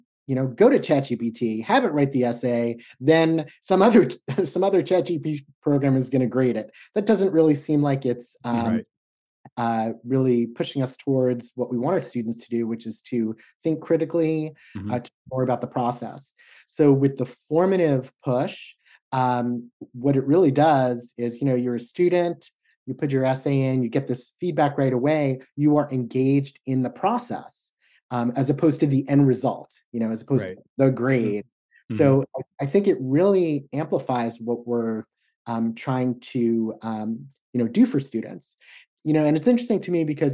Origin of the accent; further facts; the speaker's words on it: the Northwest, Pacific Northwest, United States; I'm from the Northwest